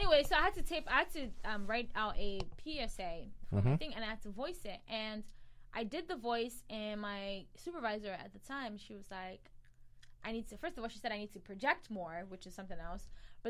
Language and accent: English; Cameroon; accent: Cameroonian; Honestly, I've been actually trying to, like, revert back to my Cameroonian accent.